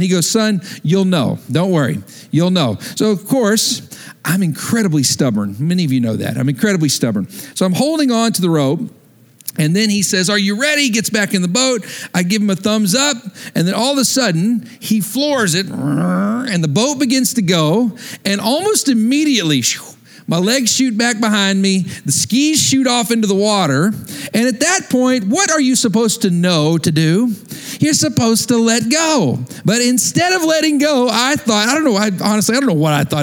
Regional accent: West Texas, United States; moved away; I grew up in West Texas, there was hardly any water

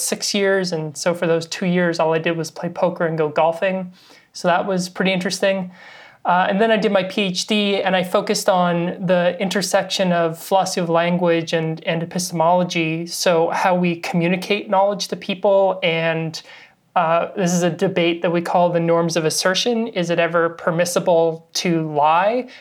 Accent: Victoria, British Columbia, Canada; also born or lived in Halifax; I did my undergrad in Victoria, B C, which is where I'm from. I'm Canadian.

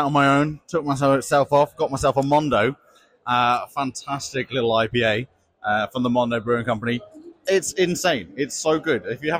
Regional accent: Worcester, West Midlands, United Kingdom; We grew up in Worcester, so not too far away.

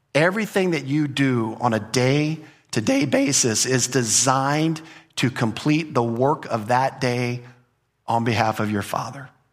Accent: United States; as an American culture

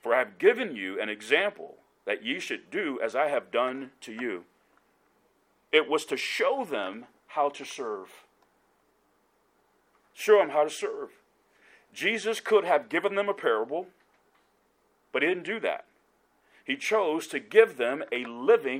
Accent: Decatur, Georgia, United States; now in Kansas City, United States; Growing up in South Decatur, a suburb of Atlanta

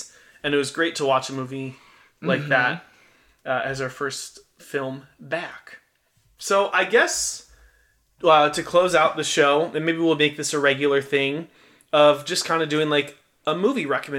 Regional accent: Illinois, United States; we grew up spending the majority of our lives, like born and raised in Illinois

